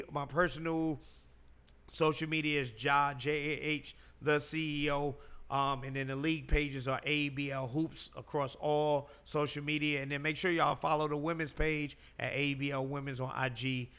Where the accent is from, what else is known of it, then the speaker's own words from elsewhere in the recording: New York, United States; moved away as an adult; now in Atlanta, United States; I was raised in New York, but I moved to Atlanta.